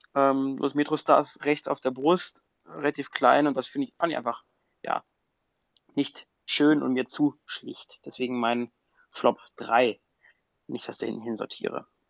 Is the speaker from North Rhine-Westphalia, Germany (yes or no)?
yes; Düsseldorf, North Rhine-Westphalia, Germany; moved away; als geborener Düsseldorfer